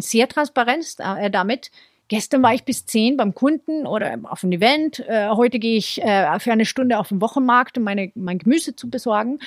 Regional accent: Sweden; now in Munich, Germany; in Schweden, wo ich herkomme

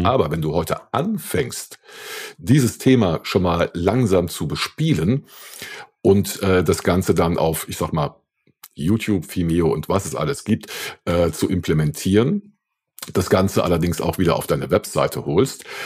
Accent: Saarland, Germany; moved away; also ich komme ja ursprünglich aus dem Saarland

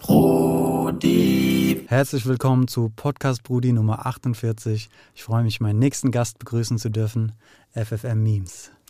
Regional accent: Frankfurt, Hesse, Germany; also born or lived in Netherlands; aufgewachsen im Westend, dann nach Holland, dann kurz, ganz, ganz kurz Sachsenhausen, dann Nordend

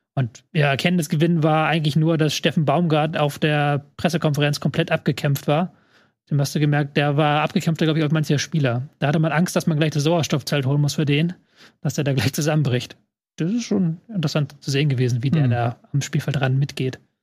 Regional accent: Hamburg, Germany; meine Heimatstadt Hamburg

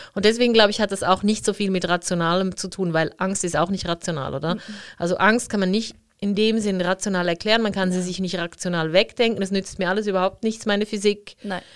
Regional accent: Zurich, Switzerland; ich bin ja in der Stadt Zürich aufgewachsen

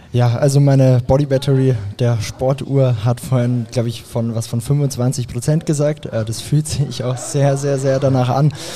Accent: Graz, Styria, Austria; aus Graz, wo ich aufgewachsen bin

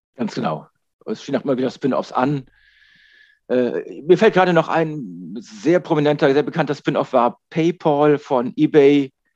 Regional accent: Germany; wir als Deutsche

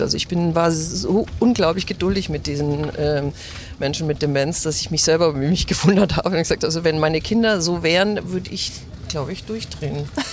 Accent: Grünwald, Bavaria, Germany; first language German; Wir sind aufgewachsen in Grünwald in einem ganz normalen Haus

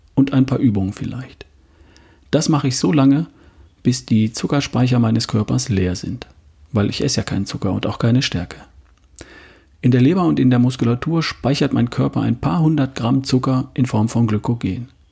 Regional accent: Southern Germany, Germany; hier bei uns im Süden

